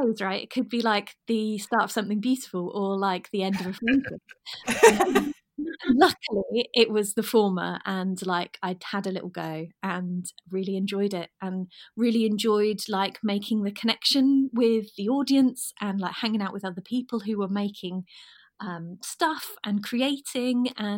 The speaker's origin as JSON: {"language": "English", "area": "West Norfolk", "region": "East of England", "country": "United Kingdom", "said": "I'm originally from West Norfolk, so about an hour and a half drive from Norwich."}